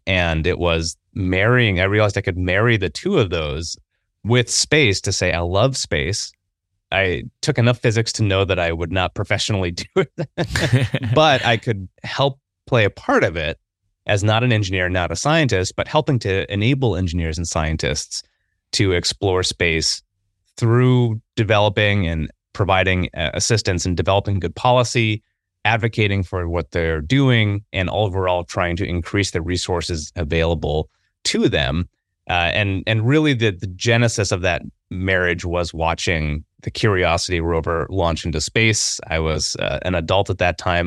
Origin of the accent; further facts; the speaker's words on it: Midwest, United States; I grew up in the Midwest